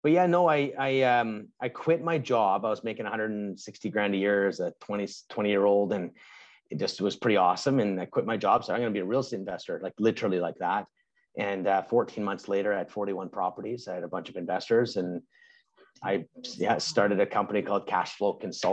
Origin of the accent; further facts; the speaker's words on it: Canada; I'm Canadian.